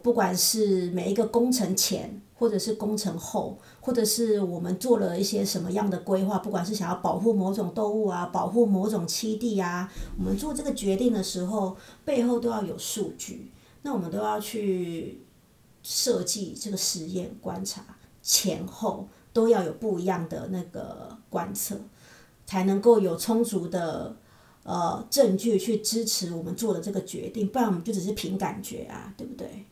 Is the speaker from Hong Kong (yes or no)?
no; Taiwan; moved away as an adult; also born or lived in Kaohsiung, Taiwan; now in United States; 现在你还要工作，所以我们留在这里，那退休了我们就回台湾